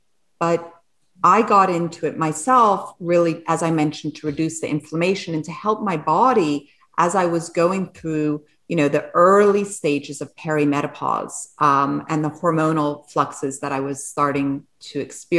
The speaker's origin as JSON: {"language": "English", "region": "England", "country": "United Kingdom", "said": "You know, I'm English and I'm French, and my mother's French. So I grew up and I love French cuisine."}